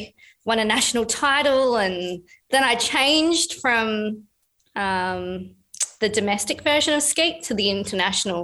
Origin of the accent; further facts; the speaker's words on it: Busselton, Western Australia, Australia; I grew up down in Busselton, which was in the southwest of Western Australia